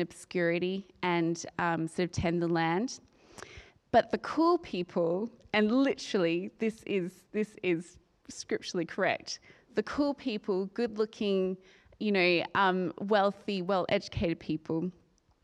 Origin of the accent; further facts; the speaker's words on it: Australia; moved away as an adult; I'm from Australia, and I've been an expat for 10 years this year